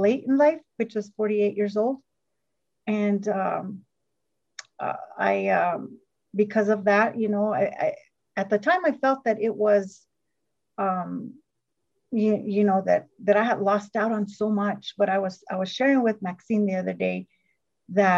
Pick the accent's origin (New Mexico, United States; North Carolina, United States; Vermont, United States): New Mexico, United States; Northern; I am from Northern New Mexico